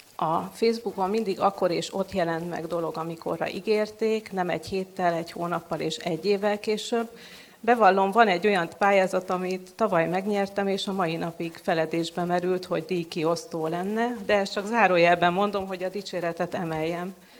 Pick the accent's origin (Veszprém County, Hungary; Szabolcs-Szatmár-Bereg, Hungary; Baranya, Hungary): Veszprém County, Hungary; Veszprém; moved away as an adult; now in Budapest, Hungary; gyökérszállal kötődöm Veszprémhez, itt születtem